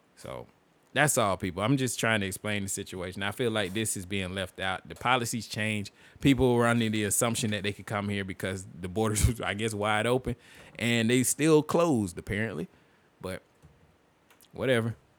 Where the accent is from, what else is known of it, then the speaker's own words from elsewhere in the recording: United States; as an American